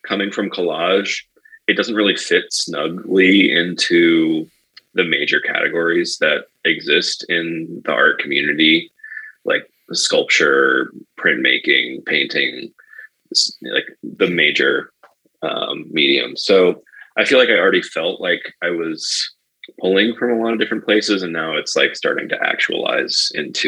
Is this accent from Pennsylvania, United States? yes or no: no; Cape Cod, Massachusetts, United States; moved away as an adult; also born or lived in Northampton, Massachusetts; now in Chicago, United States; I grew up on Cape Cod.